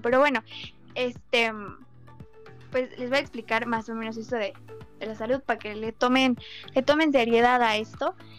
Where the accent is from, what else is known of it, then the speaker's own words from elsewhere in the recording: Mexico; Soy mexicana